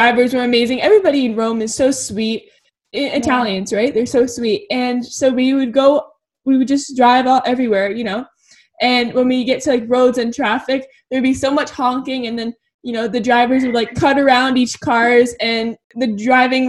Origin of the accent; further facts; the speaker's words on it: Toronto, Ontario, Canada; I am from Toronto. That's it. I haven't really moved anywhere else.